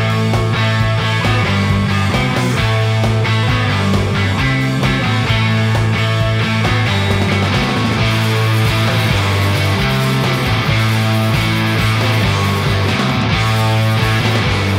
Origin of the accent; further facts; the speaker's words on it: Boston, Massachusetts, United States; We are from Boston